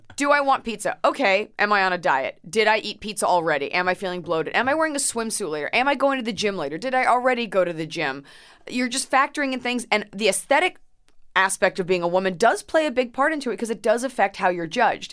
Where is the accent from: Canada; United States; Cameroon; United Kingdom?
United States; Dallas, Texas; born or raised there; moved away; also born or lived in Plano, Texas